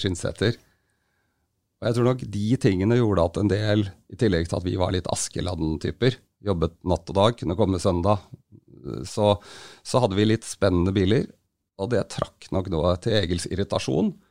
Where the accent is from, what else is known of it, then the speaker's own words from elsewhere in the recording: Hønefoss, Buskerud, Norway; Jeg vokste opp i Hønefoss, yngstemann av seks søsken